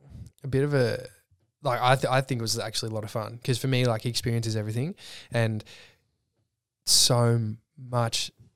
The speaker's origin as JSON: {"language": "English", "town": "Clyde", "region": "Victoria", "country": "Australia", "tie": "born or raised there", "said": "because I grew up in Clyde, just past Cranbourne. Dad's in horticulture. It's all market gardens."}